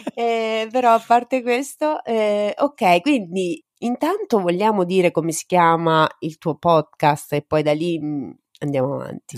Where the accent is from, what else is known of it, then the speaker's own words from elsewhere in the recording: Rome, Lazio, Italy; now in Marche, Italy; io sono nata a Roma